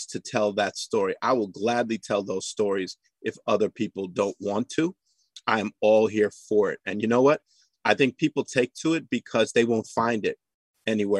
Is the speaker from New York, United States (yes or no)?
yes; New York City, New York, United States; I'm a born and raised New York City kid